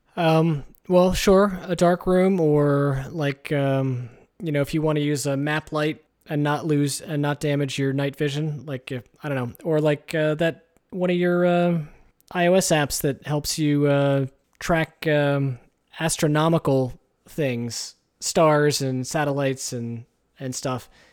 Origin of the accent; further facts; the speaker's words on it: United States; We're American